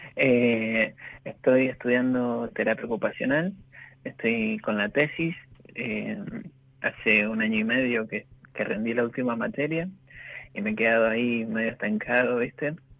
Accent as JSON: {"language": "Spanish", "region": "Mendoza", "country": "Argentina", "tie": "born or raised there", "said": "Yo vivo en Mendoza, soy de Mendoza, nací acá"}